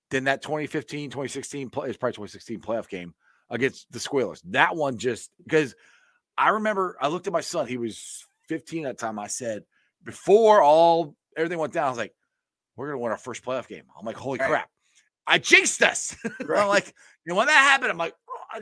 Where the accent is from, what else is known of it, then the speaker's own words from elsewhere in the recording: Cincinnati, Ohio, United States; I'm from Cincinnati